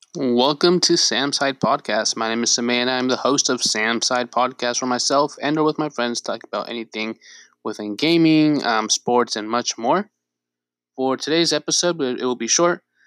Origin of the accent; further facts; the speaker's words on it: Bay Area, California, United States; I was born and raised in the Bay Area.